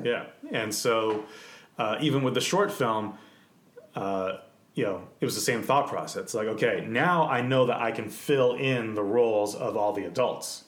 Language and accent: English; Canada; I was born in Canada